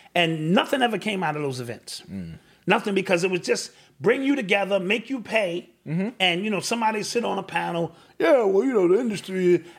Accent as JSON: {"language": "English", "region": "New York", "country": "United States", "said": "I'm from New York, nigga."}